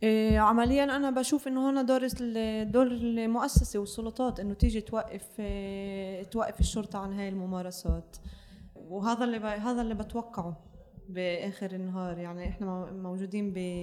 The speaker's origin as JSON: {"language": "Arabic", "country": "Palestine", "said": "نواجهه هسه كفلسطينيين"}